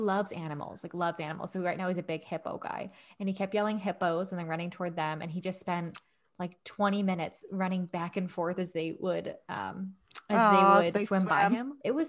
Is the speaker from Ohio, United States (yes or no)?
no; Scranton, Pennsylvania, United States; now in South Jersey, United States; growing up in Scranton, everything was like 20 minutes down the highway through a cornfield. Actually, we don't have cornfields. We have horse fields.